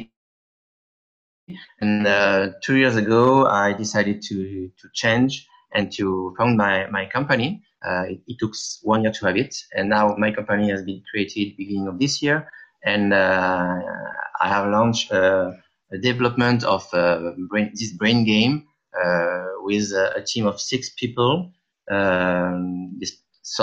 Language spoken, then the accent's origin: English; France; accent: French; English is a second language; with my French accent